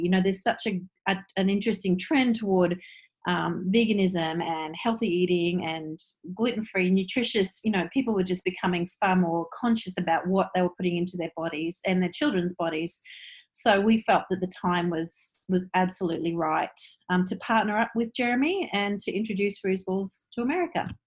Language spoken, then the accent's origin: English; Queensland, Australia; now in New Zealand; I'm actually Australian, but I'm married to a New Zealander